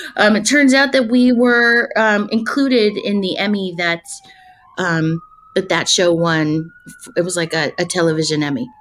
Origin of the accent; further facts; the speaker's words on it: Westchester, New York, United States; moved away; also born or lived in Yonkers, New York / North Carolina; I actually grew up in Westchester. I was born in Yonkers